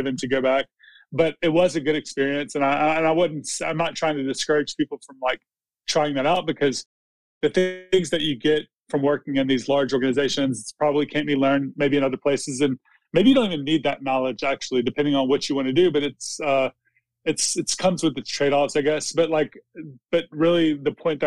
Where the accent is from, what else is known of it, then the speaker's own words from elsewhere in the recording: Mississippi, United States; also born or lived in Los Angeles; I'm from Mississippi